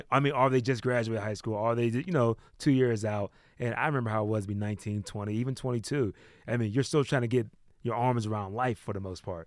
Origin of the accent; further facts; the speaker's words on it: East Coast, United States; moved away as an adult; now in West Coast, United States; I'm from the East Coast. I wasn't really into his music until I came out to the West, like, two years ago